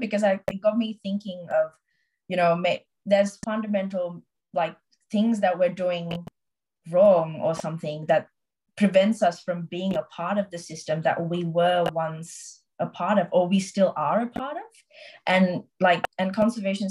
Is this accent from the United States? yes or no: no; Sri Lanka; now in Australia; I'm from Sri Lanka